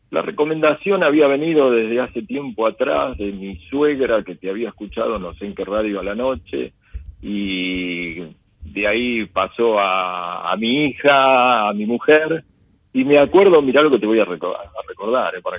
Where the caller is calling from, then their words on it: Buenos Aires, Argentina; Yo te hablo desde Capital Federal.